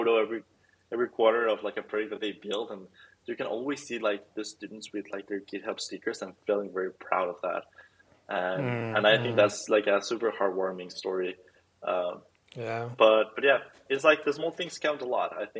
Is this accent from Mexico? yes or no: yes; Mexico; I'm from Mexico